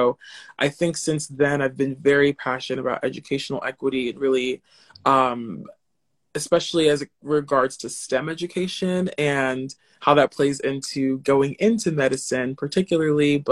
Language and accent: English; New Jersey, United States; I'm born and raised in Jersey, New Jersey